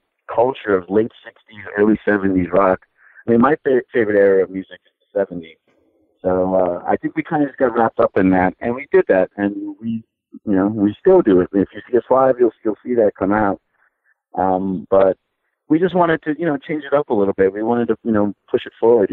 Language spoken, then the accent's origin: English; New York City, New York, United States; we're from Queens